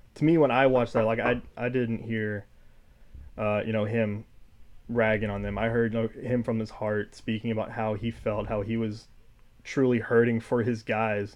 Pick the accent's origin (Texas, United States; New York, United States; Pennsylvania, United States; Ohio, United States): Texas, United States; College Station; moved away as an adult; now in Corvallis, United States; From College Station, Texas.